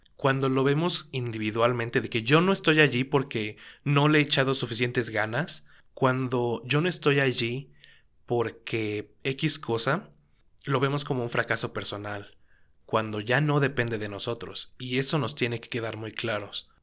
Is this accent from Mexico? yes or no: yes; Mexico; Como mexicano estoy hablando